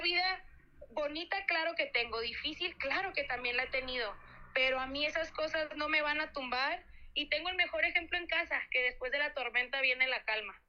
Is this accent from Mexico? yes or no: yes; Mexico; somos nosotros los mexicanos